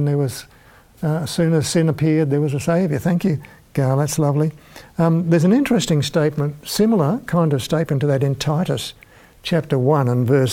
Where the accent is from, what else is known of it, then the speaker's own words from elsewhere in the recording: Launceston, Tasmania, Australia; as a small boy being a town kid growing up in Launceston in Tasmania